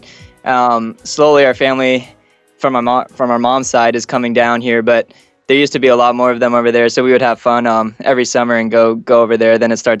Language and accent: English; Phoenix, Arizona, United States; also born or lived in Malaysia; Yeah, I was born in Malaysia, but like you said, after a year, my dad got transferred over here to Phoenix. So we moved pretty early. And so I pretty much grew up in Phoenix. You know, I went to school here and everything. So I really consider myself an American at heart